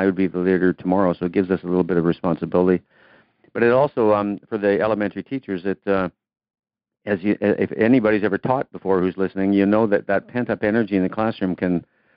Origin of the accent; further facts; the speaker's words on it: Canada; I'm a Canadian kid. Played hockey